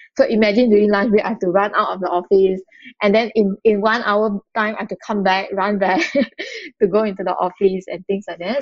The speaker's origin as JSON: {"language": "English", "region": "Malacca", "country": "Malaysia", "tie": "born or raised there", "moved": "as an adult", "lives_now": "Kuala Lumpur, Malaysia", "said": "I grew up in a in, in Malaysia in a very small town called Malacca"}